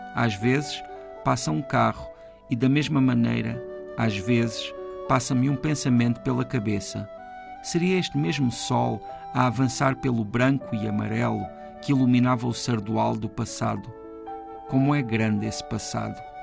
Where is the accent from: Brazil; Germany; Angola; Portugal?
Portugal; Ponte de Sor, Alentejo; nasci no Alto Alentejo, mesmo fronteira com o Ribatejo. E ali naquela, naquele conselho onde eu nasci, que é o Conselho de Pontessor